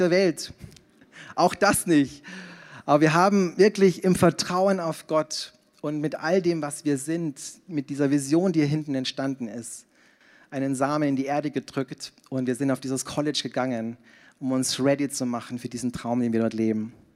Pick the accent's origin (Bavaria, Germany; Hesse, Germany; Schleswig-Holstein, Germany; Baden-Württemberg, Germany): Bavaria, Germany; Passau; moved away as an adult; also born or lived in Zurich; in Niederbayern, in Passau, in meiner Heimat